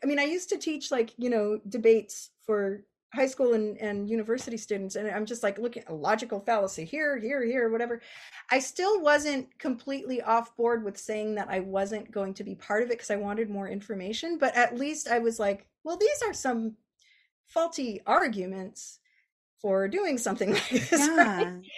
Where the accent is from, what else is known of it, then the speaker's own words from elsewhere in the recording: Bay Area, California, United States; I'm from the Bay Area.